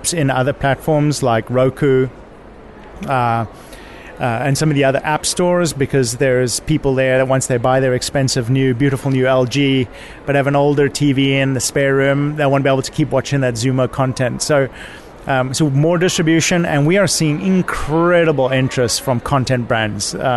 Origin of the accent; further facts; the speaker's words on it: Cape Town, Western Cape, South Africa; also born or lived in Europe; now in United States; I'm originally from Cape Town, South Africa